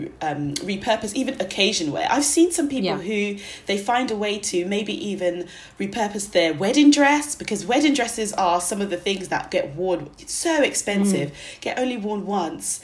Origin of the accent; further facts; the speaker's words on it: Nigeria; I'm Nigerian, and we have really big weddings.